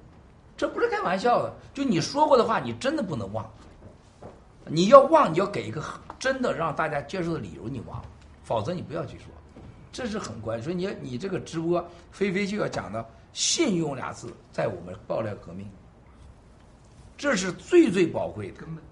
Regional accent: United States; 我们在美国长大的这些孩子当中，你说他怎么知道中国德行呢？但我们知道中国德行。

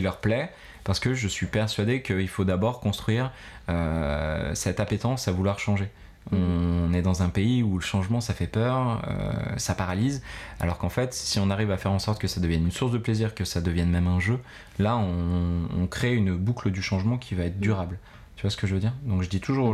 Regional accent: Grenoble, Auvergne-Rhône-Alpes, France; moved away as an adult; also born or lived in Bogotá, Colombia / Philippines; je suis un grenoblois d'origine de 33 mhm. ans

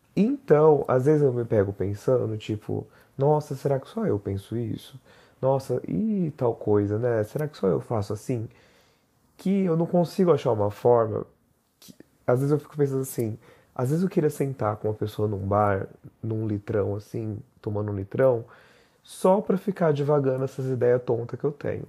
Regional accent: Barreiros, interior of São Paulo, Brazil; now in São Paulo, Brazil; moro em São Paulo capital, mas sou made in roça, né? Sou de Barreiros, no interior de São Paulo.

